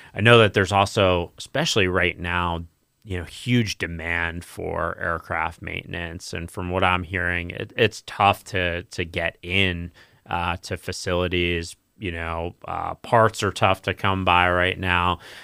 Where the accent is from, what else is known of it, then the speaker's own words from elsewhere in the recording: New York, United States; moved away as an adult; now in Florida, United States; I'm from New York originally, and, you know, I've been down in Florida for, I guess, this is twelve years now.